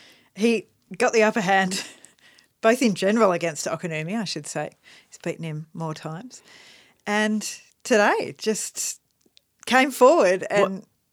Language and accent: English; Australia; As an Australian who likes cricket, I shouldn't be talking about sandpaper.